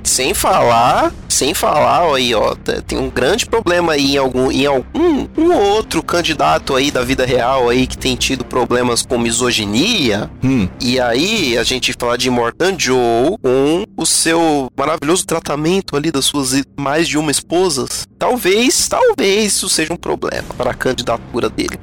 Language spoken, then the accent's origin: Portuguese; Rio Grande do Sul, Brazil; eu sou do Rio Grande do Sul, então é outro país